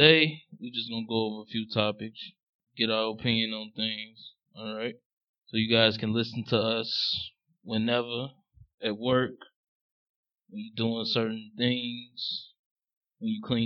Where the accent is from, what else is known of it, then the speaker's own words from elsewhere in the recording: Chicago, Illinois, United States; I'm from Chicago, Southside, and the way I grew up listening to music